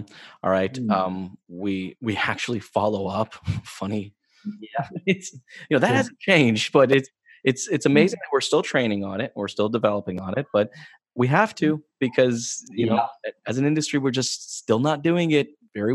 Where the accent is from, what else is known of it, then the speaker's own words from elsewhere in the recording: United States; moved away as an adult; also born or lived in New Mexico; now in Canada; I'm originally from the States, I'm not from Canada